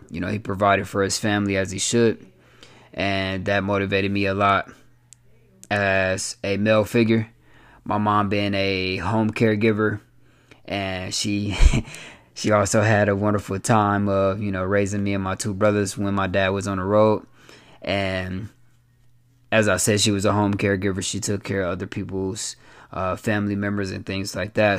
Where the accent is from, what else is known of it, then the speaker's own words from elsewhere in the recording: Flint, Michigan, United States; born and raised in Flint, Michigan